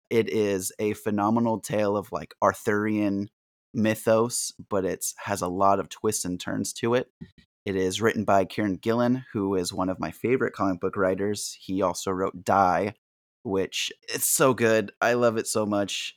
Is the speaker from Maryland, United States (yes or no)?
no; San Diego, California, United States; Growing up in San Diego, my family were huge Charger fans